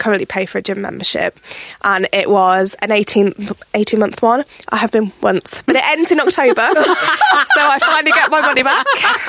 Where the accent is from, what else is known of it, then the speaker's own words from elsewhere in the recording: United Kingdom; we're British as well